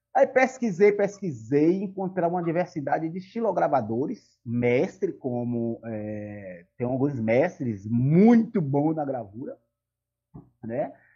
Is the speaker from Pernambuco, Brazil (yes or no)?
no; Salvador, Bahia, Brazil; moved away as an adult; now in São Cristóvão, Brazil; Sou da cidade de Salvador